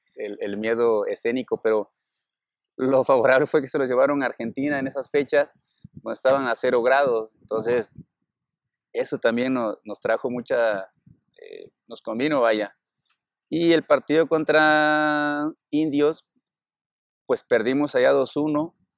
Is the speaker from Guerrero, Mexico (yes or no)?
yes; Cruz Grande, Guerrero, Mexico; moved away; allá en, en mi pueblo, soy de Cruz Grande